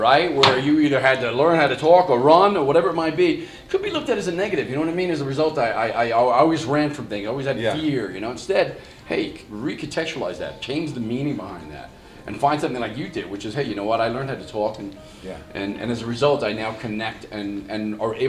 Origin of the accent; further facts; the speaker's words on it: New York, United States; And certainly in the neighborhoods, growing up in New York and in Long Island, you're going to get beat down a few times.